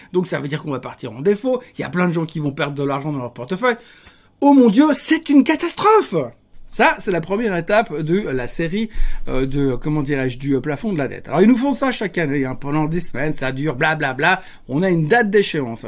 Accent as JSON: {"language": "French", "region": "Geneva", "country": "Switzerland", "said": "Donc moi je suis Genevois"}